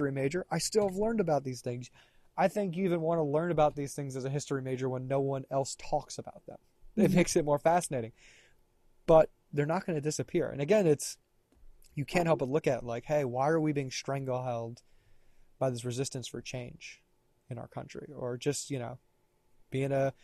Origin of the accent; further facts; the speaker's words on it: the South, United States; I'm from the South